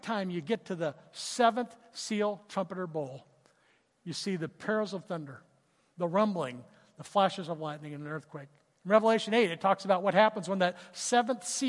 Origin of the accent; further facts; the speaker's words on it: Southern California, United States; I grew up in Southern California